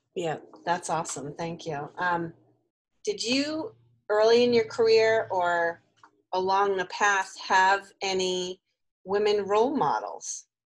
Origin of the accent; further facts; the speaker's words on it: Newton, Massachusetts, United States; also born or lived in Brookline; I'm from the Brookline area. I actually grew up in Newton